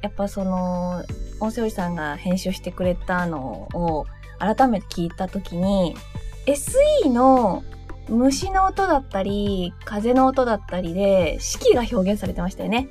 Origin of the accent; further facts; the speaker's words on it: Tokyo, Japan; 私東京出身ですけど